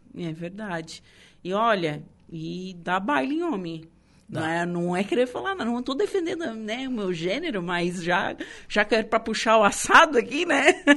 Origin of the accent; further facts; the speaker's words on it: Torres, Rio Grande do Sul, Brazil; moved away; eu não sou daqui, eu sou de Torres